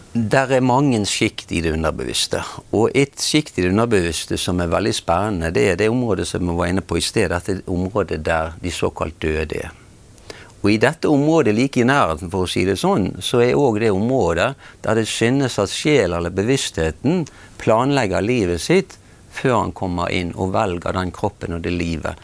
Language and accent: Norwegian; Bergen, Vestland, Norway; jeg er blitt fortalt at jeg er født i, i Bergen i 1952